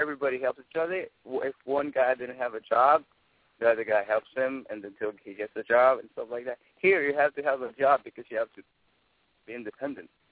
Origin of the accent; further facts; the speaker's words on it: Manila, Metro Manila, Philippines; moved away as an adult; now in New York, United States; I was born and raised in Manila, in Tondo